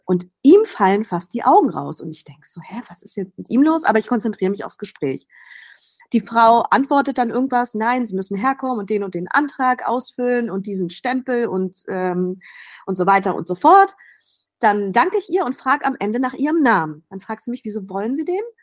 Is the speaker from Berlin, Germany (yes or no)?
yes; Berlin, Germany; moved away as an adult; now in Athens, Greece; ich bin Berlinerin, gebürtige Berlinerin, im Wedding aufgewachsen